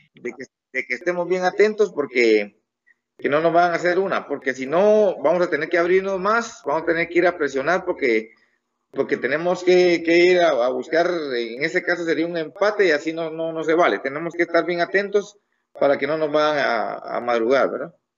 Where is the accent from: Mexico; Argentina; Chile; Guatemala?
Guatemala; soy guatemalteco con todo orgullo